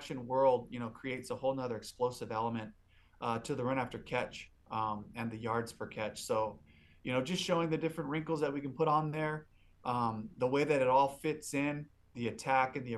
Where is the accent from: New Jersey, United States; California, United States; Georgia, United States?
California, United States; Los Angeles; also born or lived in Seattle, Washington; now in Tampa, United States; I'm from Los Angeles, California